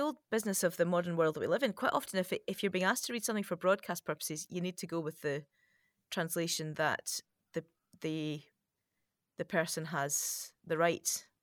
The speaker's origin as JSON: {"language": "English", "country": "United Kingdom", "said": "as a British person"}